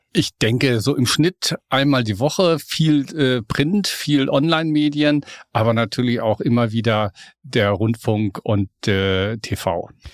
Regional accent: Lippe, North Rhine-Westphalia, Germany; now in Hamburg, Germany; Ich bin ja ein Beuter Hamburger. Ich komme aus Westfalen, aus Ostwestfalen, okay. aus Lippe, um ganz genau zu sein

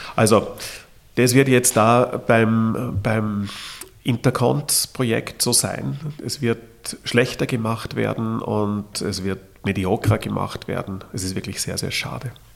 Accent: Vienna, Austria; als Wiener

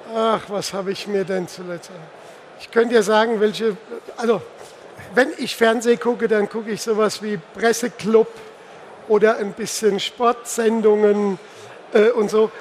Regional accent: Pirmasens, Rhineland-Palatinate, Germany; Ich komme ja aus der Pfalz, ich komme aus Pirmasens.

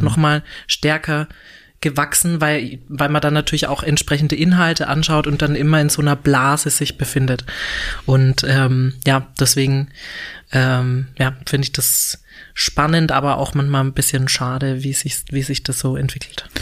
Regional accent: a small village near Würzburg, Franconia, Bavaria, Germany; now in Berlin, Germany; ich bin tatsächlich nicht direkt in Würzburg aufgewachsen, sondern in einem kleinen Dorf in der Nähe von Würzburg, also so 20 Kilometer entfernt von Würzburg

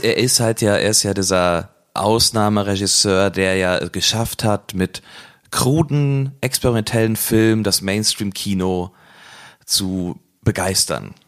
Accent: Cologne, North Rhine-Westphalia, Germany; wir als, äh, Kölner

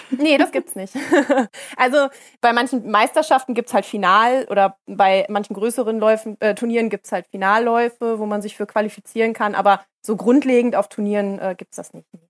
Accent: North Rhine-Westphalia, Germany; bei uns in NRW

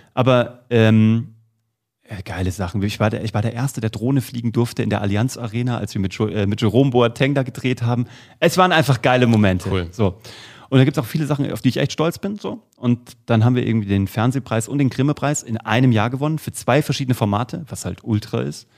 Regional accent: Kassel, Hesse, Germany; ich komme aus Kassel und ähm, habe früh mit der Zauberei begonnen. Mit acht Jahren war ich in einer äh, Kinder- und Jugendzauberschule der Stadt Kassel

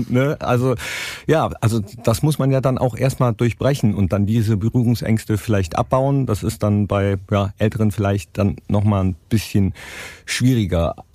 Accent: Mönchengladbach, North Rhine-Westphalia, Germany; Äh, für mich schon, ist meine Heimat.

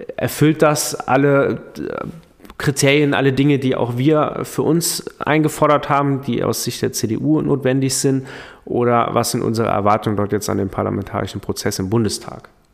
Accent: Saarland, Germany; als Saarländer

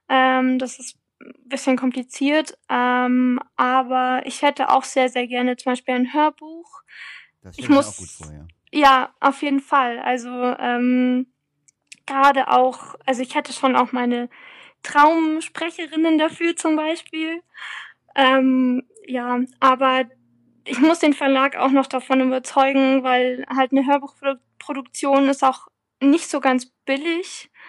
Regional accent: Freising, Bavaria, Germany; spielt ja in meiner Heimatstadt äh, Freising.

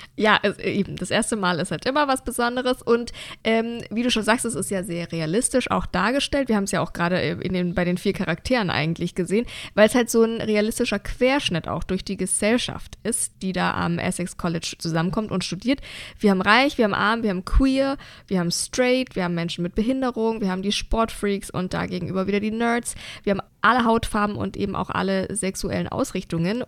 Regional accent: Bavaria, Germany; wie man bei uns in Bayern sagt

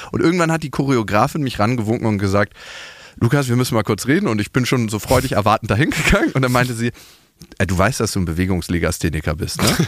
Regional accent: Berlin, Germany; ich bin in Berlin geboren, ich kenne hier die Hochhäuser

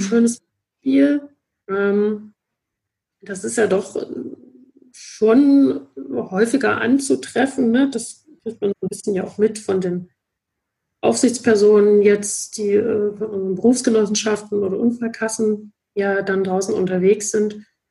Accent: Dresden, Saxony, Germany; ich komme auch gebürtig aus Dresden und habe dann hier auch äh, Psychologie studiert

